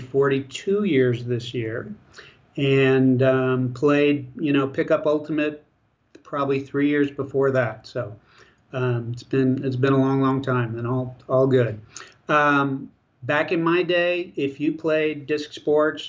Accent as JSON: {"language": "English", "town": "Buffalo", "region": "New York", "country": "United States", "tie": "born or raised there", "also_born_or_lived": "Long Beach, California", "moved": "yes", "lives_now": "Texas, United States", "said": "I think I was about 6 weeks old when we made the drive to Buffalo, and I grew up in Buffalo"}